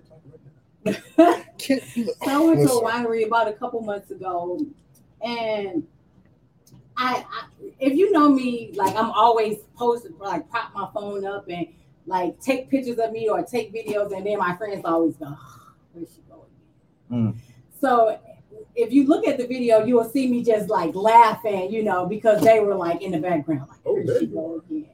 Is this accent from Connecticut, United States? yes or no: no; St. Louis, Missouri, United States; I'm from West Side of St. Louis